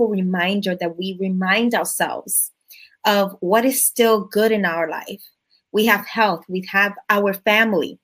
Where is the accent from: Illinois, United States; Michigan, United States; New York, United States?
New York, United States; New York City; I am from the Bronx, New York